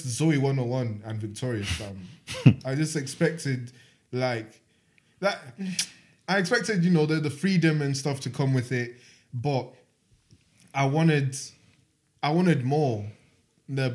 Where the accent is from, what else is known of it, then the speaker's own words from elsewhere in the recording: Manchester, North West England, United Kingdom; 20 years old from Manchester